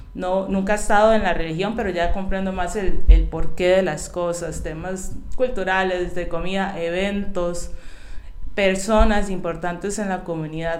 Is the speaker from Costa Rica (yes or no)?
yes; San José, Costa Rica; now in Alajuela, Costa Rica; nací en San José, y vivo en Alajuela